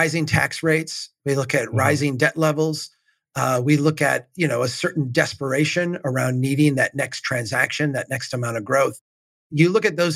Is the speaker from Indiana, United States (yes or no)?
no; Minnesota, United States; As a Minnesotan